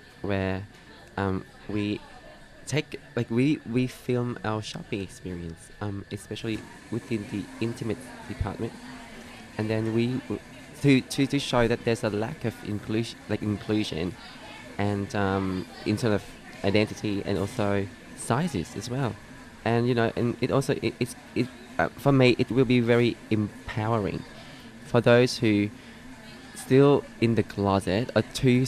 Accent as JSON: {"language": "English", "country": "Vietnam", "moved": "yes", "said": "I'm from Vietnam, and I'm a transgender woman"}